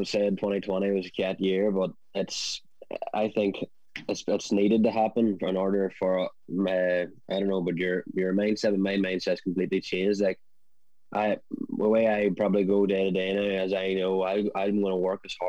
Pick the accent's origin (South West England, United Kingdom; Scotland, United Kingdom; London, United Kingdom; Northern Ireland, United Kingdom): Northern Ireland, United Kingdom; Kildress; I'm from Kildress